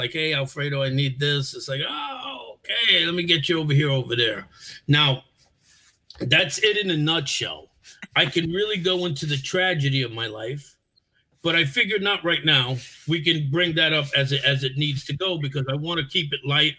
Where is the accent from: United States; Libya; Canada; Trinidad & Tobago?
United States; New York City, New York; moved away as an adult; also born or lived in Albany, New York / Fort Lauderdale, Florida; now in Virginia, United States; I was born in the South Bronx. I was born in a hospital that was in the Bronx. And I grew up there back in the 70s.